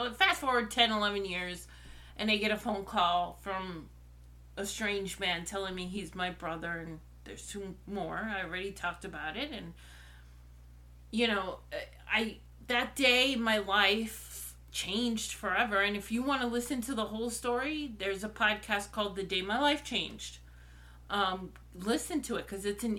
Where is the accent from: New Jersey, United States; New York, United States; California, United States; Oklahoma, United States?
New York, United States; New York City; also born or lived in Brooklyn; we moved from where I was born in Brooklyn to Queens when I was a few months old.